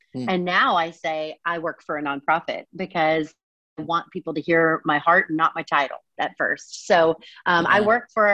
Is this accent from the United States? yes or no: yes; Eastern Kentucky, United States; now in Atlanta, United States; I grew up in a tiny town in Eastern Kentucky, just east of Lexington